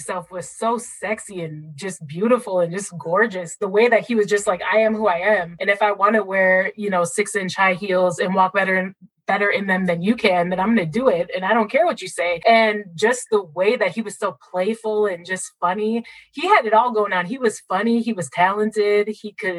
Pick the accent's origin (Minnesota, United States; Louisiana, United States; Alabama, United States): Minnesota, United States; Minneapolis; I grew up in North Minneapolis, which is the inner city